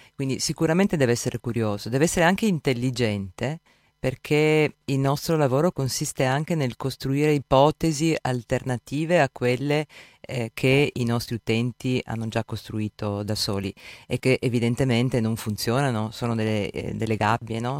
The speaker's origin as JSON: {"language": "Italian", "town": "Gorizia", "region": "Friuli-Venezia Giulia", "country": "Italy", "said": "vengo da Gorizia"}